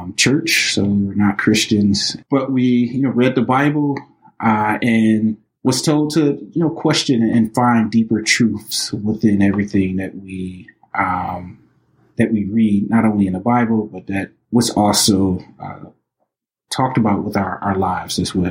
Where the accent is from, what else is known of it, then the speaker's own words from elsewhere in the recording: Highland Park, Michigan, United States; also born or lived in Detroit; born and raised in Highland Park, you know, also, you know, raised in the city of Detroit as well